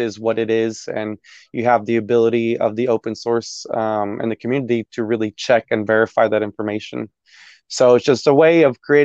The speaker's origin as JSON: {"language": "English", "town": "Dallas", "region": "Texas", "country": "United States", "tie": "born or raised there", "also_born_or_lived": "Arizona", "said": "I was born in Arizona. I grew up out here in DFW, in Dallas, Texas"}